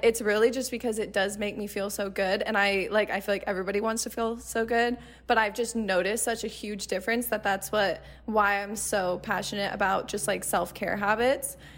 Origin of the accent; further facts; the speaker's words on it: Arizona, United States; I grew up in Arizona, so I've never moved out of Arizona before